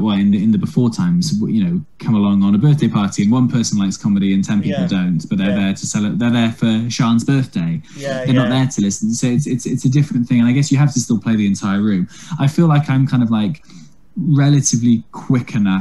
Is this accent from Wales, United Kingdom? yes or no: yes; Wales, United Kingdom; I'm from Wales.